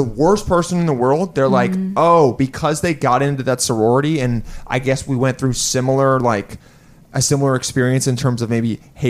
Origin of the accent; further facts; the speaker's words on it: Los Angeles, California, United States; moved away; I was born here, but I grew up in LA.